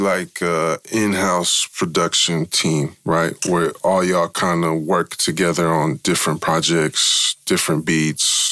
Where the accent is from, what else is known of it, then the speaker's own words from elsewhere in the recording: San Francisco, California, United States; we're from Frisco